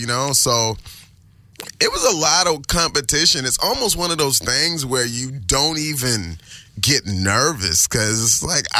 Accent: Baltimore, Maryland, United States; now in California, United States; I was from East Baltimore.

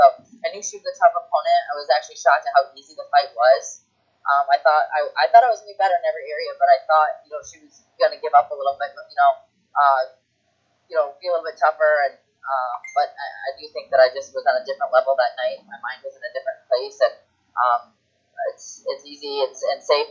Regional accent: Detroit, Michigan, United States; moved away; Detroit, my hometown

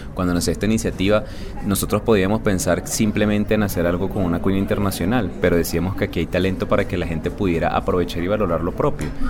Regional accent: Venezuela; now in Colombia; yo no soy colombiano, yo soy venezolano

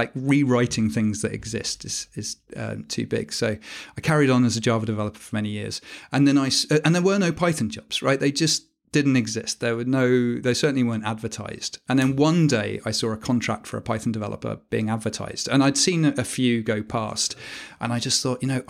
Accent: Dubai, United Arab Emirates; I grew up in Dubai as well.

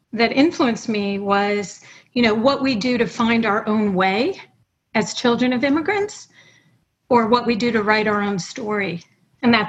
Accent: New York City, New York, United States; also born or lived in Montreal; I grew up in New York City. My parents were both immigrants.

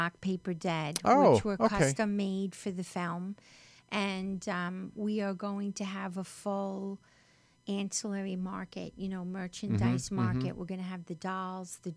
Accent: Westchester, New York, United States; accent: New York; now in Los Angeles, United States; I grew up in Westchester

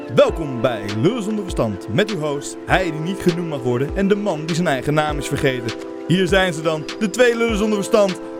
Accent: Netherlands; als Nederlander

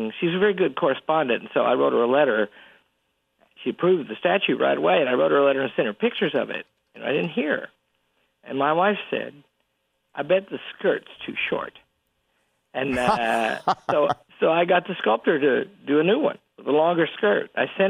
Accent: Yorkshire and the Humber, United Kingdom; And I'm from Yorkshire. You hear that part? He talks Yorkshire, too.

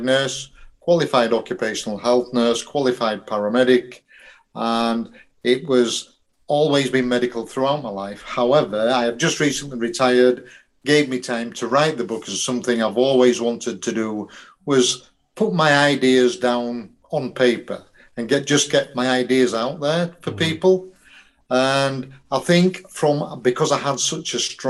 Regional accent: Yorkshire and the Humber, United Kingdom; I'm a Yorkshireman

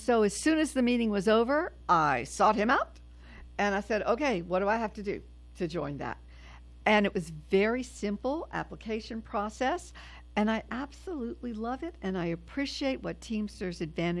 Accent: New Orleans, Louisiana, United States; moved away; I am originally from New Orleans.

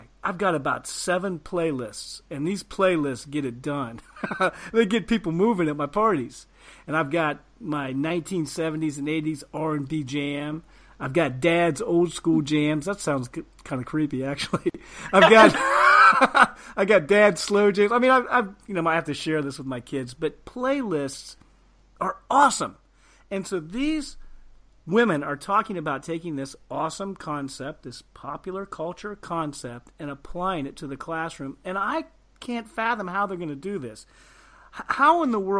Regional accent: Ohio, United States; I'm from Ohio. I'm from the prairie

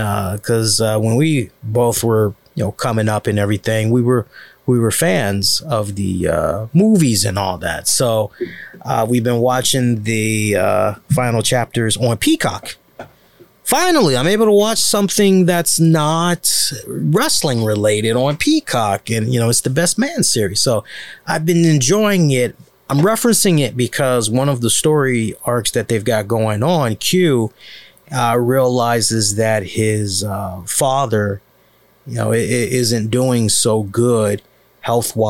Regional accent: United States; as an American

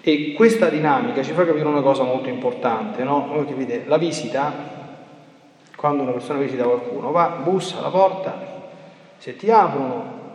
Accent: Italy; born there; sono riti che io mi sto portando dietro un po' per tradizione perché sono nato in Italia

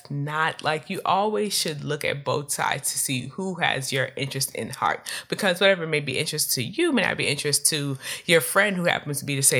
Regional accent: California, United States; not because I'm from California, but making light of the opinions of people who are like me

